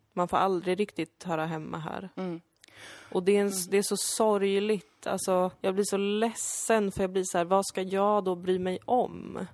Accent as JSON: {"language": "Swedish", "country": "Sweden", "tie": "born or raised there", "said": "Jag kallar mig själv invandrare, jag, jag är född här"}